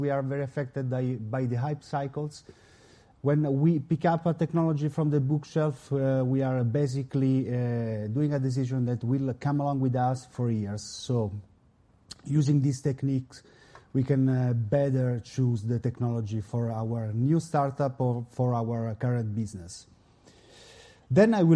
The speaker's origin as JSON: {"language": "English", "town": "Milan", "region": "Lombardy", "country": "Italy", "said": "I come from Italy, Milano."}